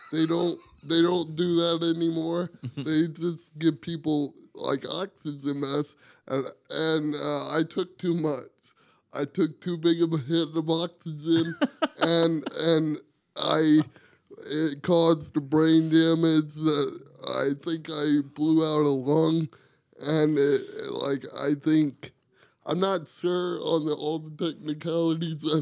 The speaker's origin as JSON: {"language": "English", "region": "South Carolina", "country": "United States", "said": "South Carolina."}